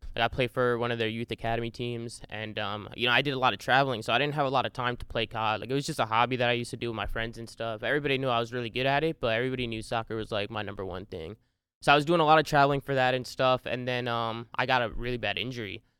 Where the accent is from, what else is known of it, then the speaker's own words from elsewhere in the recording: New Jersey, United States; I grew up, uh, born and raised in Jersey